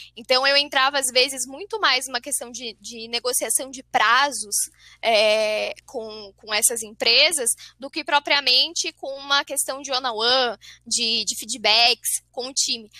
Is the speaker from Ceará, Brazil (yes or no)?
no; São José dos Campos, São Paulo, Brazil; eu sou paulista, sou de São José dos Campos, São Paulo.